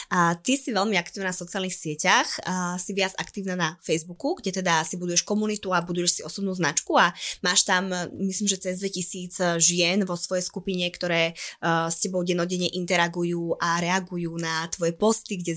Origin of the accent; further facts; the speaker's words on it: eastern Slovakia, Slovakia; ako sa hovorí u nás na východe